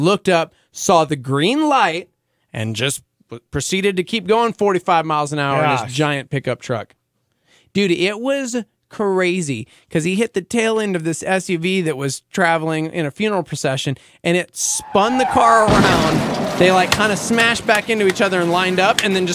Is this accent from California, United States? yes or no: no; Albuquerque, New Mexico, United States; I'm from Albuquerque